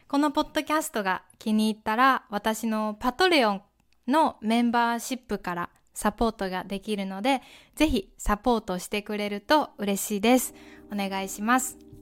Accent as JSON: {"language": "Japanese", "region": "Kansai", "country": "Japan", "tie": "born or raised there", "said": "私はねやっぱり関西出身なので"}